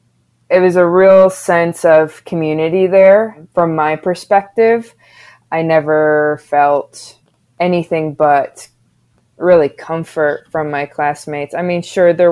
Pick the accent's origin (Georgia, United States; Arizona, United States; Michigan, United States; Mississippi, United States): Michigan, United States; Haslett; also born or lived in Lansing, Michigan; growing up in Hazlitt and going to school in Hazlitt